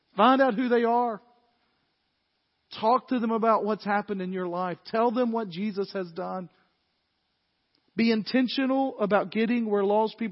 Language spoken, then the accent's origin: English; the South, United States; We're from the South